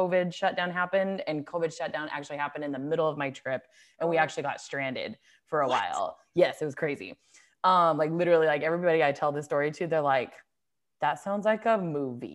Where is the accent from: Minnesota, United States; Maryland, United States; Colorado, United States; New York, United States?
Colorado, United States; Longmont; moved away as an adult; now in California, United States; I grew up in Longmont, Colorado.